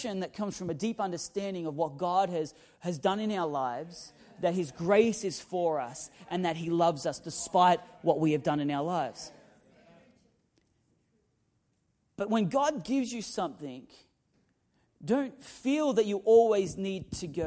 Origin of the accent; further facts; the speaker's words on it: Newcastle, New South Wales, Australia; moved away; growing up in Newcastle in Australia